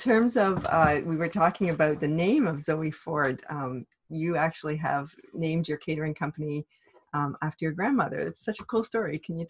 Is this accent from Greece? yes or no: no; Toronto, Ontario, Canada; now in Montreal, Canada; I'm actually from Toronto, so I moved to Montreal when everybody moved the other way.